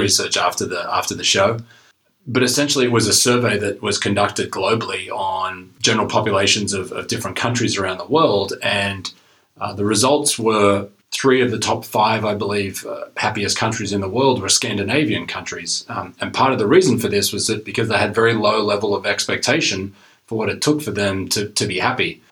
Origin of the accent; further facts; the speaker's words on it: Australia; moved away as an adult; now in Canada; I uh, originally am from Australia, moved to Canada um, almost 20 years ago now